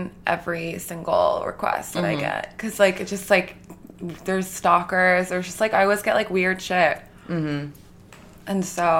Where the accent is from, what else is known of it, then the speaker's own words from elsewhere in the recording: New York, United States; also born or lived in Italy; I'm from New York. I was born in Italy, but I grew up in New York with my dad.